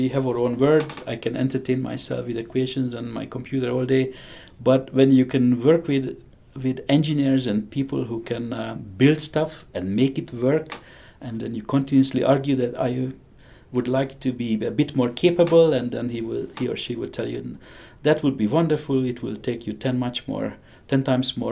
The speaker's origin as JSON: {"language": "English", "country": "Hungary", "tie": "born or raised there", "accent": "strange", "second_language": "English", "moved": "as an adult", "said": "I have a strange accent. I grew up in Hungary."}